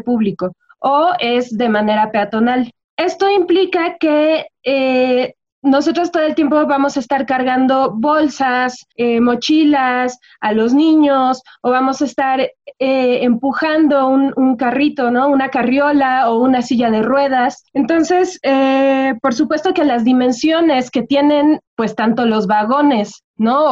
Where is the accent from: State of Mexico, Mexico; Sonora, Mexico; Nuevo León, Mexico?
State of Mexico, Mexico; Toluca; la gente de Toluca somos gente fría